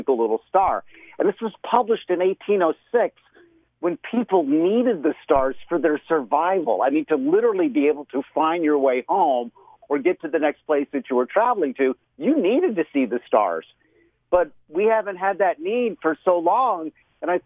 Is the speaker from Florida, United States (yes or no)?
yes; Florida, United States; I remember when I was a kid, living in Florida, growing up in Florida in my early childhood years